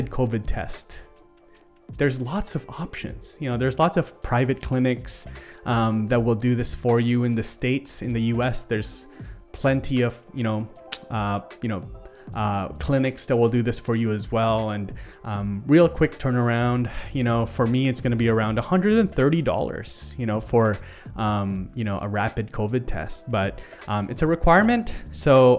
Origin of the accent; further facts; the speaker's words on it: Canada; as a Canadian